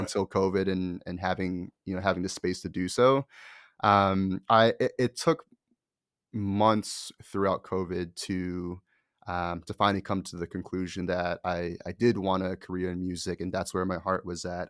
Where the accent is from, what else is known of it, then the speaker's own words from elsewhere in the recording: Connecticut, United States; moved away; also born or lived in Boston / New York; my parents and where I grew up was in Connecticut